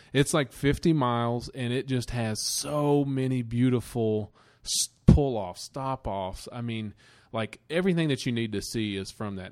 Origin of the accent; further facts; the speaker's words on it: United States; we're from the Smoky Mountains